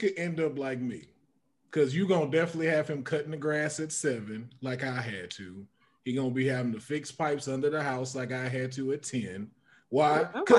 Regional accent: Port Arthur, Texas, United States; I'm from Texas, Port Arthur, Texas.

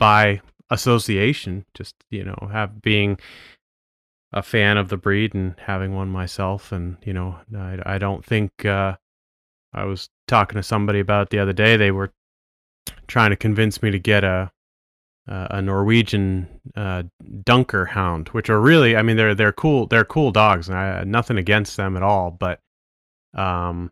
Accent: Maine, United States; I'm from Maine

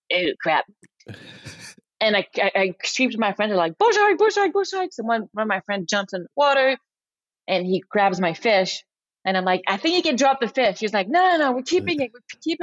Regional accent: France; accent: very thick French; English is a second language; now in United States; I'm French, so as you can probably hear it in my very thick accent, I'm very French influenced

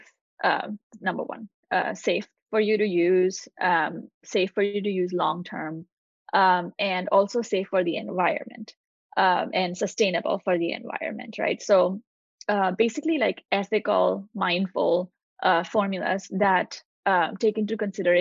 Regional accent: India; moved away as an adult; now in United States; I grew up in India. I moved to the US when I was 19.

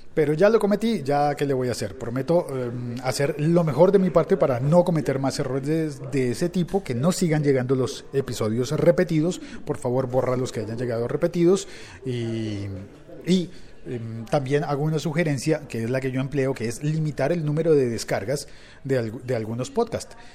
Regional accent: Colombia; mi país, en Colombia

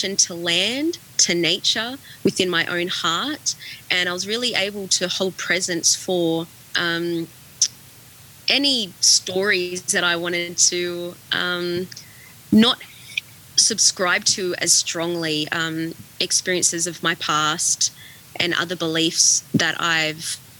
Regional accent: Australia; being Australian

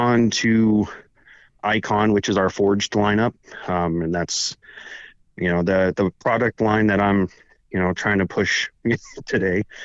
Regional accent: Palmdale, California, United States; I grew up in Palmdale, California

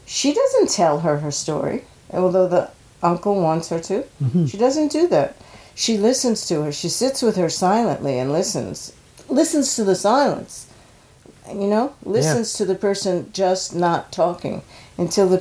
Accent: New York, United States; I grew up in New York, and I started taking classes with Uta Hagen when I was 15 years old

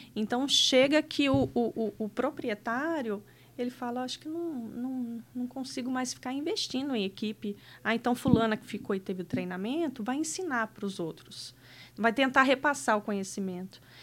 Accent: Rio de Janeiro, Brazil; moved away as an adult; also born or lived in Piracicaba; Eu sou original do Rio de Janeiro. É, minha família ainda mora lá. É, mas eu me casei nova, tinha 19 anos e vim morar aqui para Piracicaba

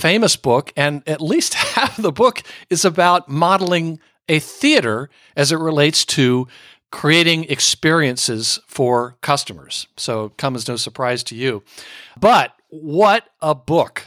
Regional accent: Northern Virginia, United States; moved away; also born or lived in Manhattan; as a kid growing up in Northern Virginia

